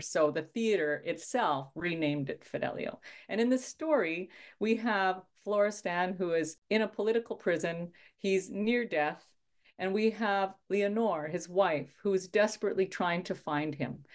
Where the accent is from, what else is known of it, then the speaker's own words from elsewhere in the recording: Saskatchewan, Canada; I grew up in Midwest Canada in a province called Saskatchewan. And I grew up in a small town